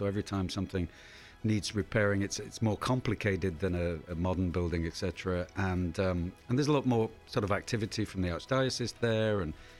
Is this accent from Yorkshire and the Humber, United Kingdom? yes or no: yes; Hull, Yorkshire and the Humber, United Kingdom; now in Portland, United States; I grew up in a town called Hull, which is in East Yorkshire in the north of England.